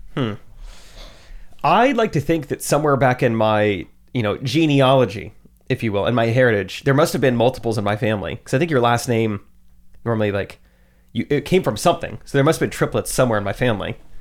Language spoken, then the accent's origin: English; Strafford, Missouri, United States; also born or lived in Springfield, Missouri; I grew up in Stratford.